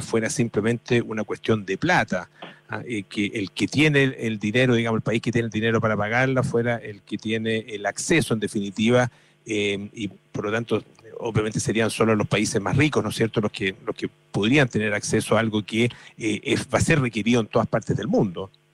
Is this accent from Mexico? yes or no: no; Chile; los chilenos siempre decimos que somos los ingleses de Latinoamérica